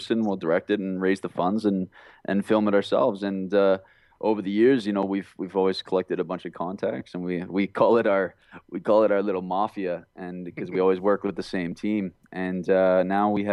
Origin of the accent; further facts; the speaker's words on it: Alberta, Canada; now in Vancouver, Canada; I'm from Alberta, which is like a small town on the prairies in Canada here. And there's no acting industry whatsoever where I was raised with.